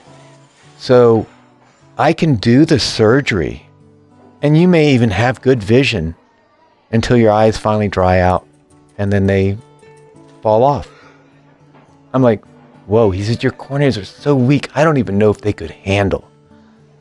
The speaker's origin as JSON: {"language": "English", "region": "Virginia", "country": "United States", "tie": "born or raised there", "also_born_or_lived": "Florida", "moved": "as an adult", "said": "I was living in Florida at the time of the accident, but I was raised in Virginia"}